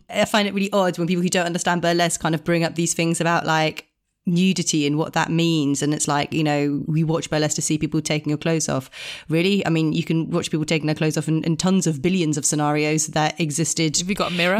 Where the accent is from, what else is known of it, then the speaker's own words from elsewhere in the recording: Italy; growing up in Italian culture